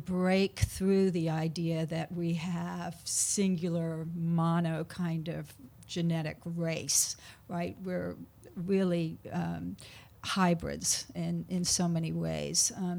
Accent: New Orleans, Louisiana, United States; Yeah, I'm from New Orleans.

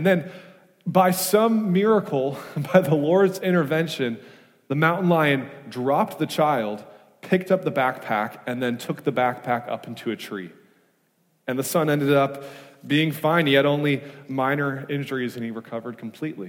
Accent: Wisconsin, United States; now in California, United States; I'm from Wisconsin, and moving from the Midwest to California

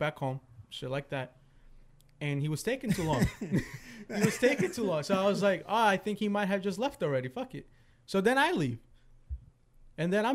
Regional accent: Freeport, New York, United States; we're from Freeport

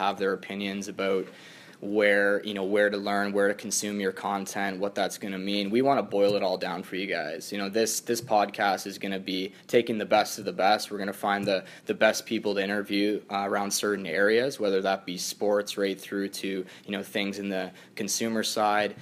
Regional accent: Kitchener, Ontario, Canada; also born or lived in the prairies / Halifax; stay in my hometown and play for Kitchener

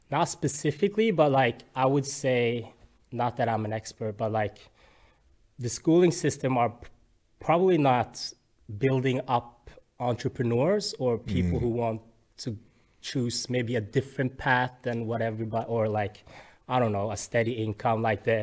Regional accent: Bergen, Vestland, Norway; I'm born and raised in Bergen.

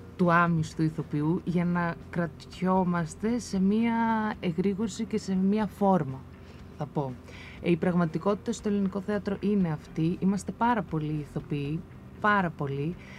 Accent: Komotini, Eastern Macedonia and Thrace, Greece; moved away; να επιστρέψω και να δουλέψω στον τόπο μου

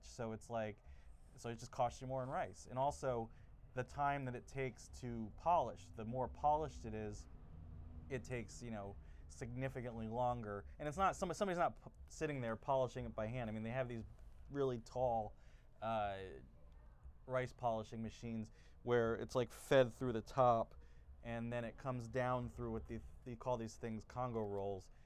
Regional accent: New Jersey, United States; I'm originally from New Jersey

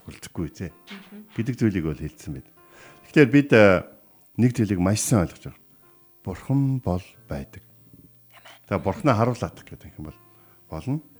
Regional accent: Mongolia

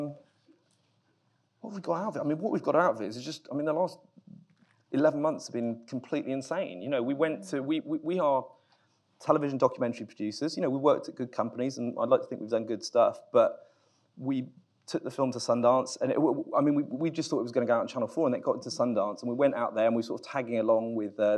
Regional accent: United Kingdom; I'm British

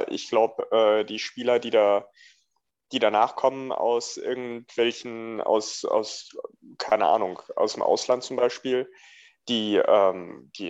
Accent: Frankfurt, Hesse, Germany; Ja, Biberer Berg weiß ich auf jeden Fall, dass die äh, im Offenbacher Stadion gespielt haben, was ja als Frankfurter eigentlich komplett übel ist.

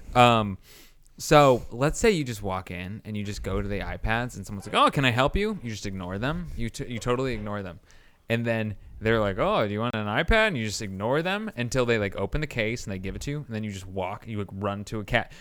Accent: Indiana, United States; I'm from Indiana

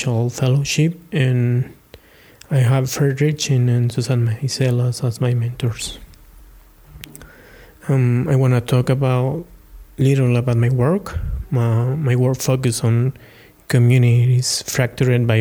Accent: Taxco, Guerrero, Mexico; I am originally from Taxco, a small town meaning town located in the north of the state of Guerrero, Mexico

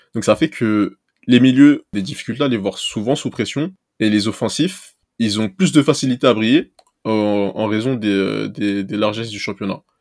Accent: Seine-Saint-Denis, Île-de-France, France; also born or lived in Toulouse; moi, j'ai grandi en Seine-Saint-Denis

